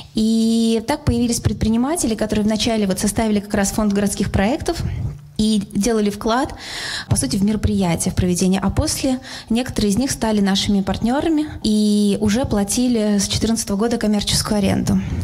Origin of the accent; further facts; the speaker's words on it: Yaroslavl, Yaroslavl Oblast, Russia; я родилась и живу в Ярославле